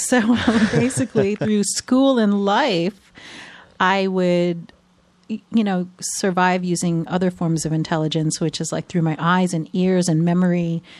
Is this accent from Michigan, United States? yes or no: no; New York, United States; So it's pretty rare, so I can say that even though I don't sound like I'm from New York, I am a native New Yorker.